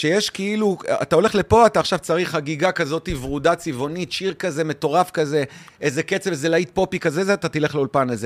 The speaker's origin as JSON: {"language": "Hebrew", "town": "Ganei Tikva", "region": "Central District", "country": "Israel", "tie": "born or raised there", "lives_now": "Ramla, Israel", "said": "אני נולדתי בגני תקווה"}